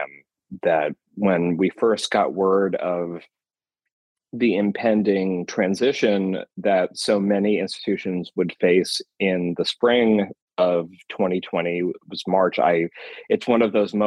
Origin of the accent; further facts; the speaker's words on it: Bethlehem, Pennsylvania, United States; also born or lived in Mount Holly, New Jersey; now in Iowa, United States; I was born in Mount Holly, New Jersey. but very quickly moved to Bethlehem, Pennsylvania